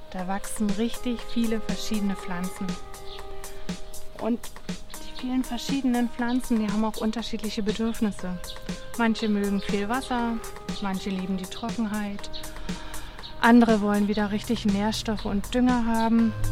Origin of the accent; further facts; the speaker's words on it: Germany; now in Japan; an dem man meine Sprache, mein Dialekt versteht und wo es zum Frühstück Quittengelee gibt. Das gibt's nicht immer in Japan.